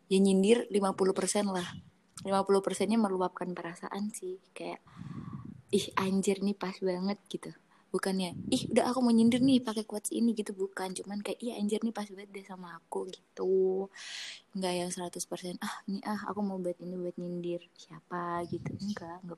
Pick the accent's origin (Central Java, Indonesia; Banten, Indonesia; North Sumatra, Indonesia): Central Java, Indonesia; Semarang; Aku asal Semarang.